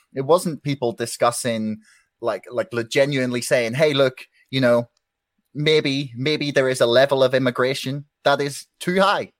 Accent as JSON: {"language": "English", "town": "Belfast", "region": "Northern Ireland", "country": "United Kingdom", "said": "I'm from Belfast, uh, Northern Ireland"}